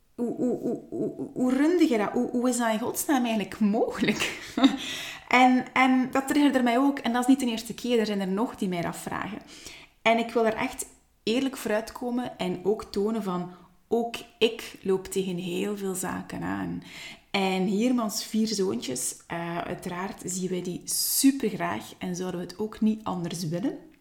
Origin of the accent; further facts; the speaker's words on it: Ghent, Flanders, Belgium; accent: Ghent; moved away; also born or lived in Hofstade, Belgium; oorspronkelijk wel vanuit het Gentse. Vandaar ook mijn Gents accent